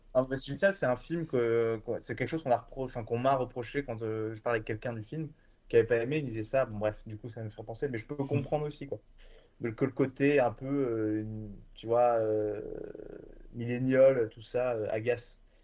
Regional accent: Bordeaux, Nouvelle-Aquitaine, France; moved away as an adult; also born or lived in Lyon; now in Paris, France; je viens de, Bordeaux, je viens de Bordeaux, à la base

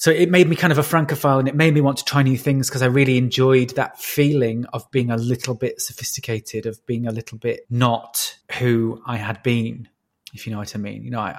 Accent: Yorkshire and the Humber, United Kingdom; accent: Yorkshire; I didn't want to be a comedy northerner. So I literally changed everything, including my accent, which I'm sure people listening can hear is not a Yorkshire accent.

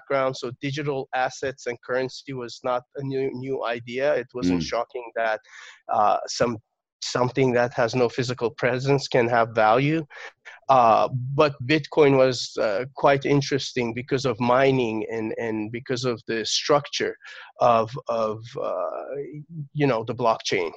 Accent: Turkey; So I was born in Turkey, and I got my first computer when I was 6 years old.

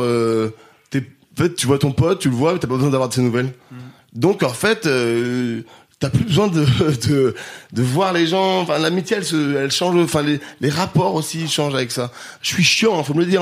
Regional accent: Grenoble, Auvergne-Rhône-Alpes, France; now in Paris, France; j'ai grandi à Grenoble

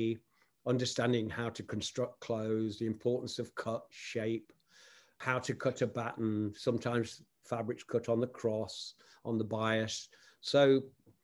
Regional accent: Nottingham, East Midlands, United Kingdom; my hometown of Nottingham, England

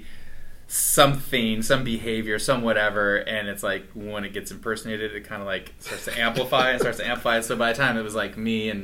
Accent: Walla Walla, Washington, United States; moved away as an adult; Walla Walla is my stomping ground

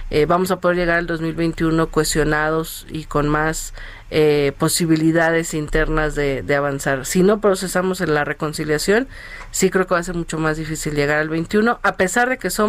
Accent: Iztacalco, Mexico City, Mexico; yo fui, em, yo soy de Iztacalco, él fue candidato allá

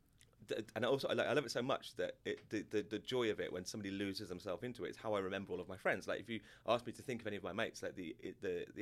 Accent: Solihull, West Midlands, United Kingdom; I'm from Solihull.

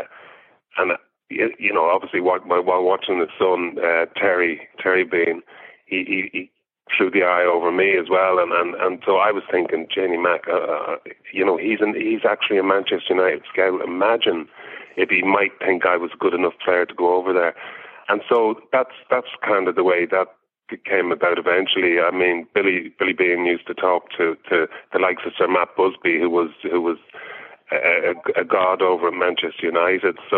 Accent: Monkstown, Leinster, Ireland; moved away as an adult; also born or lived in London / Dalkey / Dublin; in Glen Silver, where I grew up in Monkstown.

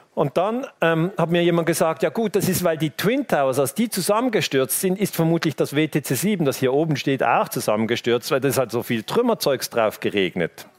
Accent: Switzerland; ich als Teenager in der Schweiz

